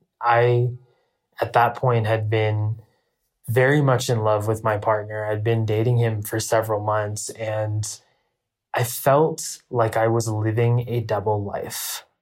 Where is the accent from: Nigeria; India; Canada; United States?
India; The first is me being Indian. The Indian culture is a culture full of taboos.